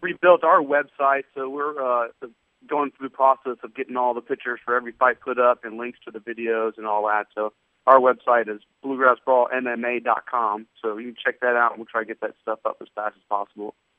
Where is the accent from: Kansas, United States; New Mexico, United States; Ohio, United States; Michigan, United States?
Ohio, United States; moved away; I grew up wrestling in Ohio